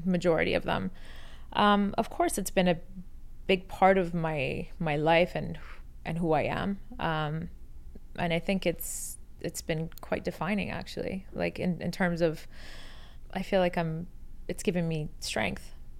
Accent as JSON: {"language": "English", "country": "Canada", "tie": "born or raised there", "also_born_or_lived": "Iran"}